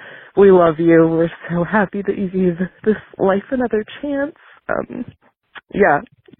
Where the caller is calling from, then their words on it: Lincoln, Nebraska, United States; I'm calling from Lincoln, Nebraska.